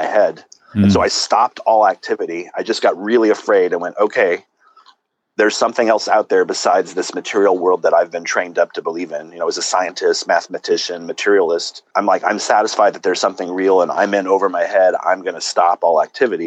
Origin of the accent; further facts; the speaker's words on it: Southern California, United States; also born or lived in Santa Cruz, California; I was born in Southern California, grew up there